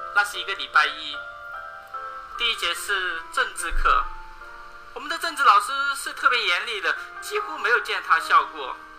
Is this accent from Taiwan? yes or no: no; Beichuan, Sichuan, China; 我来自四川北川